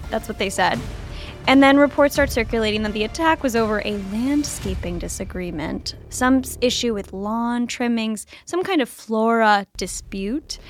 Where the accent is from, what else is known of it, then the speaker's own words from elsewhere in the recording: Kentucky, United States; moved away; it's my home state